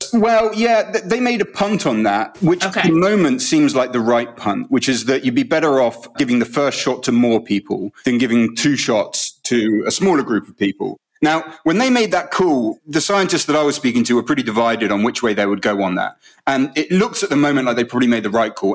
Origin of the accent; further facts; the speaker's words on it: United Kingdom; you feel it as a Brit when you're in America